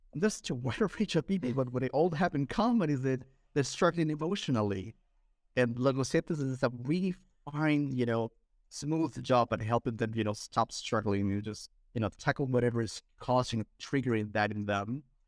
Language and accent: English; Lima, Peru; I'm from Peru